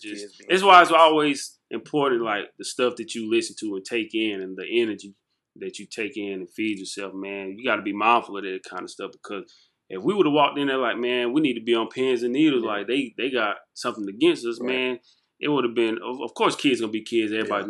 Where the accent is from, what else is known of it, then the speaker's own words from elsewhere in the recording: Jonesville, South Carolina, United States; I'm from Jonesville, South Carolina, man. Like, I'm proud of where I'm from.